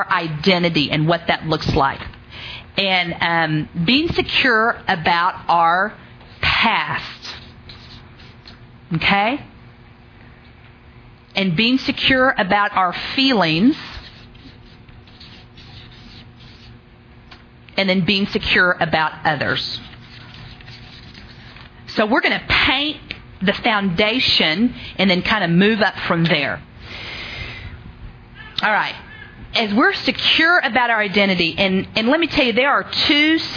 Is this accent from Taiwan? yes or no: no; Oklahoma, United States; I'm from Oklahoma.